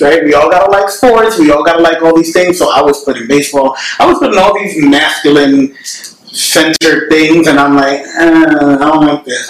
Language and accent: English; New York City, New York, United States; my experiences growing up in the Bronx